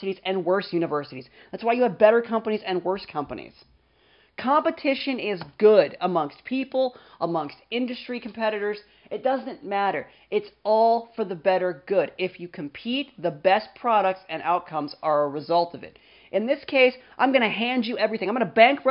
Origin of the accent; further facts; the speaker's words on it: United States; as an American who is well-educated, Caucasian, under 40, and male